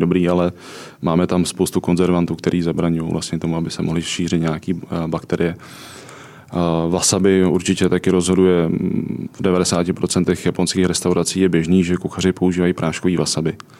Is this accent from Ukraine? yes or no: no; Czechia; jsem z Čech a obecně z Evropy